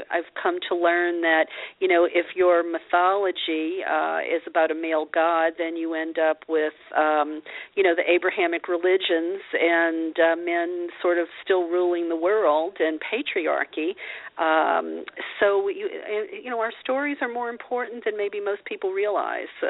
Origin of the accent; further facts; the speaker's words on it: the South, United States; as a a young girl growing up in the South, um, mm-hmm. you know, I heard stuff like, "Oh, you know, don't be too loud, don't be too smart, you'll never get a husband.